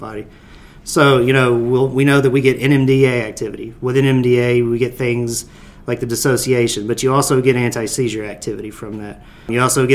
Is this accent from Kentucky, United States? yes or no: yes; Hopkinsville, Kentucky, United States; also born or lived in Bowling Green, Kentucky / Nashville, Tennessee; I am originally from Hopkinsville, Kentucky